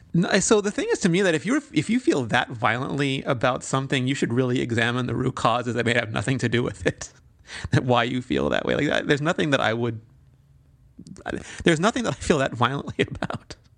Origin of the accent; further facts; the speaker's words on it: South Africa; moved away; growing up in South Africa